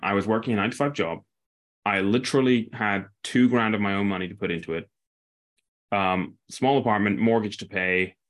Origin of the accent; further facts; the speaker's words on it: near Aberdeen, Northeast Scotland, United Kingdom; I grew up in a small town near Aberdeen